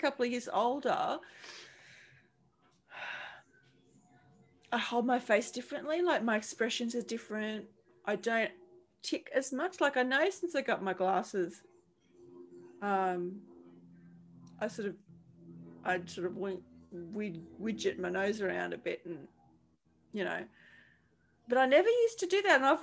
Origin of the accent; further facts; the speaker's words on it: Charleville, Queensland, Australia; moved away; We lived in, we're from Charleville, which is central Queensland